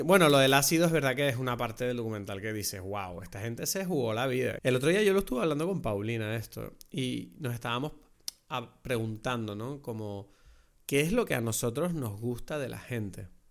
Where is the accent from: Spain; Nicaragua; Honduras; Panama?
Spain; Lanzarote, Canary Islands; como lanzaroteño, como conejero, muchas de las cosas que tú ves en el documental a mí me parecían como, wow, me recuerda demasiado a mi tierra